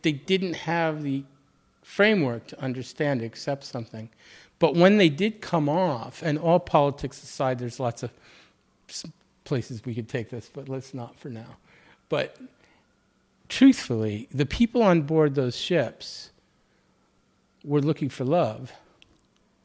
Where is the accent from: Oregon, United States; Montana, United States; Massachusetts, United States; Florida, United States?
Massachusetts, United States; outside of Boston; moved away; also born or lived in Baltimore; I grew up outside of Boston